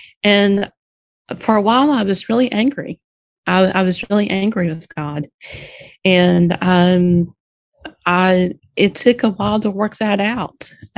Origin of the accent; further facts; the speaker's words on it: Alexander, North Carolina, United States; I'm calling you from Alexander, North Carolina.